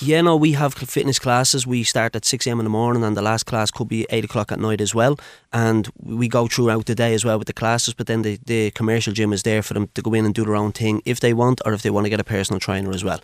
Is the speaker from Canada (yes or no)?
no; Dublin, Leinster, Ireland; I'm originally from Blanchardstown